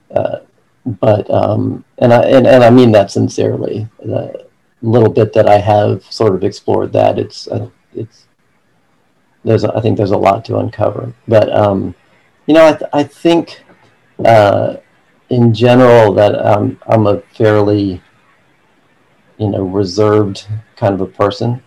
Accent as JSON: {"language": "English", "town": "Atlanta", "region": "Georgia", "country": "United States", "tie": "born or raised there", "also_born_or_lived": "Virginia", "said": "I've been in Atlanta all my life"}